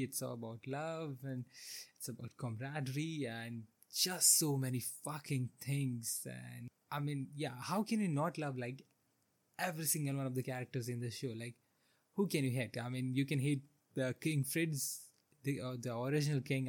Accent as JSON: {"language": "English", "country": "India", "tie": "born or raised there", "said": "I grew up in India during the 2000s"}